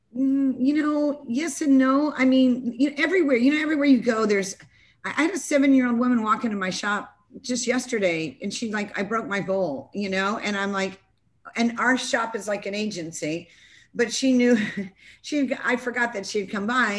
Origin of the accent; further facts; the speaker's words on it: California, United States; now in South Carolina, United States; I'm coming from California. It's more progressive than where I happen to live right now in South Carolina